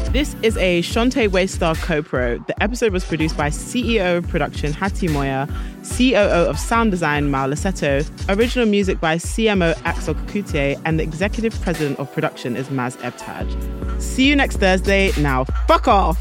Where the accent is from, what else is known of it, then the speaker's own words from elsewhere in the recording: London, United Kingdom; being a Londoner